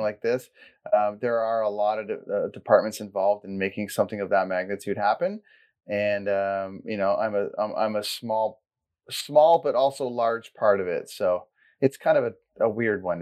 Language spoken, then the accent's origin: English; Port Perry, Ontario, Canada; I grew up in Caesarea and Blackstock area, and then I ended up going to Port Perry High School